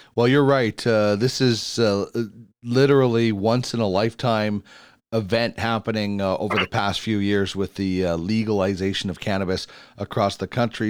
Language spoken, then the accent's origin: English; Manitoba, Canada; moved away; I'm from Manitoba originally